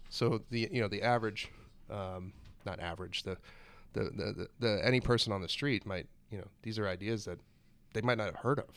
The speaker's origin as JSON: {"language": "English", "region": "Florida", "country": "United States", "also_born_or_lived": "Vermont", "moved": "as an adult", "said": "went off to college from Florida to Vermont"}